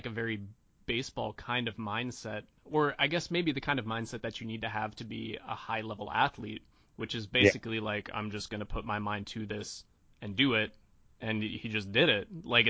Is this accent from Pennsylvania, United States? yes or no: yes; Western Pennsylvania, United States; I grew up in Western Pennsylvania